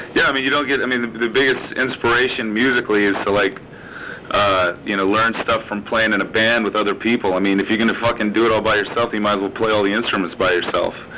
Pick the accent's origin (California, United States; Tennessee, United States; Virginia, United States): Virginia, United States; Richmond; moved away as an adult; I was raised in the South in Virginia